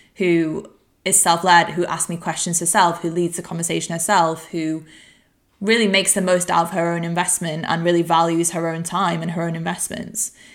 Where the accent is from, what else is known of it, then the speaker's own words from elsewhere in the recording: Warrington, North West England, United Kingdom; moved away; I'm recording this podcast from my hometown of Warrington